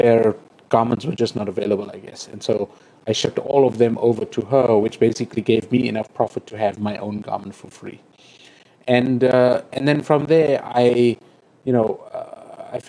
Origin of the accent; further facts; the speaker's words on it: South Africa; I'm South African.